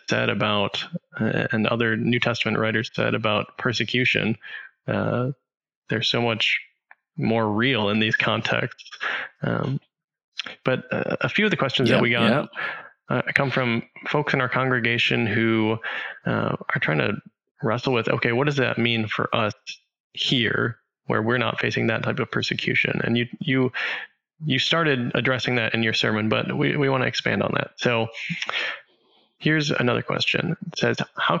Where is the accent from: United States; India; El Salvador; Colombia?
United States; we, as American Christians